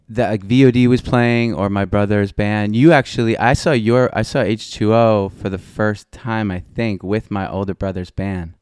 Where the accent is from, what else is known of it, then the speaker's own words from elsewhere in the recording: North Merrick, New York, United States; Born and raised North Merrick, Long Island, South Shore, Nassau County